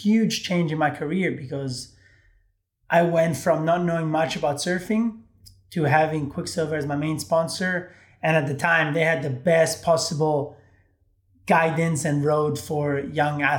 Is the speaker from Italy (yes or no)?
yes; Rome, Lazio, Italy; Growing up in Italy